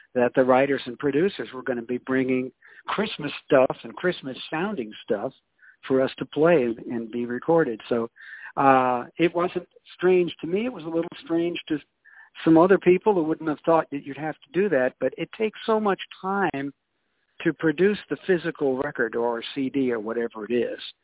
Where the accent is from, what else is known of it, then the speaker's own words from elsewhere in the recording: Iowa, United States; moved away as an adult; also born or lived in Newark, New Jersey; now in Memphis, United States; I started out in the world in Newark, New Jersey, and then I uh, grew up, if you want to call it that, uh, in Iowa and was educated up there